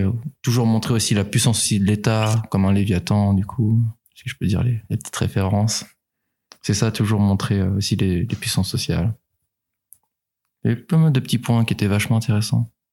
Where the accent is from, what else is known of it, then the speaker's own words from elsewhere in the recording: Nantes, Pays de la Loire, France; moved away as an adult; also born or lived in Angers; now in Rennes, France; Avant, j'étais de Nantes